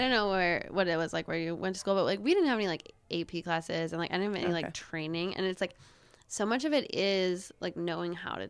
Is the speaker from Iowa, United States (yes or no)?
no; Bayfield, Wisconsin, United States; From Bayfield, Wisconsin.